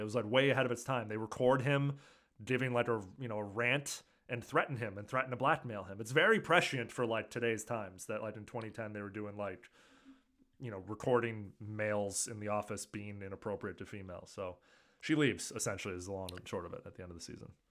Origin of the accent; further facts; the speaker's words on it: California, United States; as a Californian